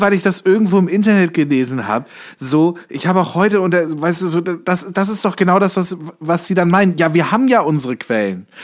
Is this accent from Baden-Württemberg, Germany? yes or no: no; Kassel, Hesse, Germany; moved away; in Kassel, meiner alten Heimatstadt